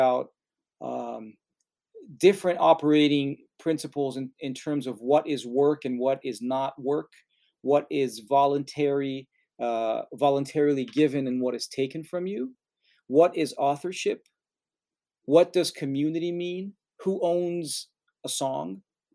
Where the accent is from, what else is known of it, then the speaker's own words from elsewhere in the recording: Brazil; moved away; I'm from Brazil